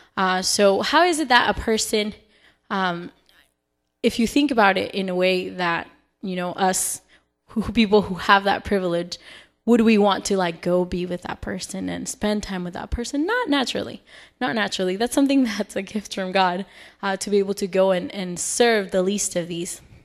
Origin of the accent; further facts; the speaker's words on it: Salt Lake City, Utah, United States; moved away; I am originally from Salt Lake City, Utah